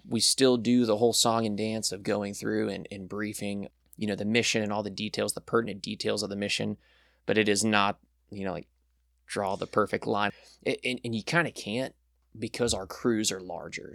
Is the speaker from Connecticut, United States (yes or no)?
no; Birmingham, Alabama, United States; moved away as an adult; also born or lived in South Florida; we moved up here when I was really young, around, like, three years old